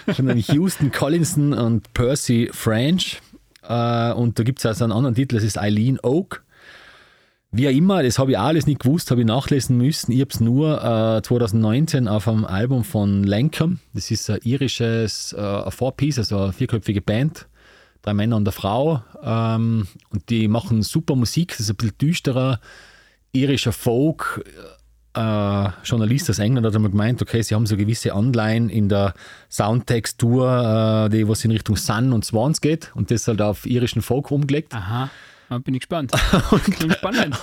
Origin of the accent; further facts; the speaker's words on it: Tyrol, Austria; bei uns in Tirol